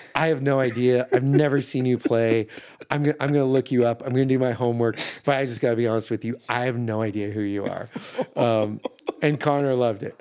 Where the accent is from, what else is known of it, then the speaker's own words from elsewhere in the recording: Calgary, Alberta, Canada; now in Nashville, United States; I grew up in Calgary, Alberta